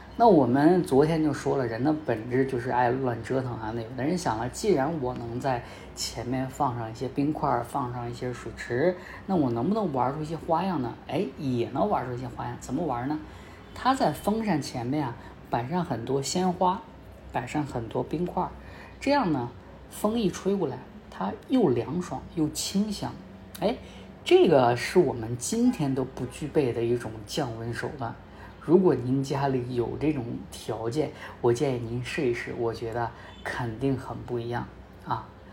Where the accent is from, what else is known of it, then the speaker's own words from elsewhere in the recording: Northeast China, China; 因为我家是东北的